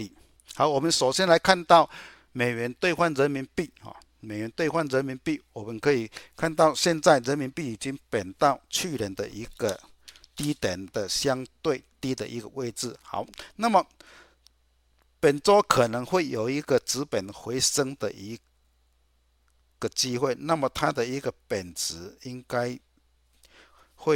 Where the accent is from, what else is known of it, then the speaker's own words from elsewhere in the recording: Chiayi, Taiwan; 大家好，我是嘉义的